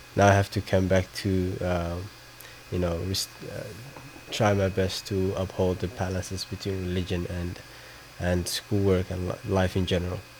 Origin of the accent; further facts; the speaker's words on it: Somaliland, Somalia; now in United States; I'm from Somaliland.